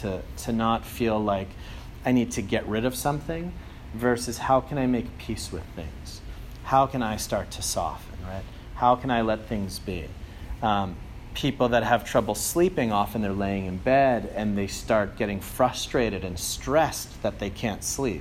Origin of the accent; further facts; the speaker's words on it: Andover, Massachusetts, United States; moved away as an adult; also born or lived in Germany; I'm from Andover, Mass, so the Boston area